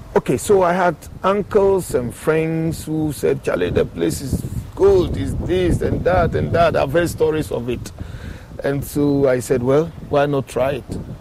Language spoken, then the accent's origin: English; Accra, Greater Accra, Ghana; also born or lived in Ashanti Region villages; I was born in Accra.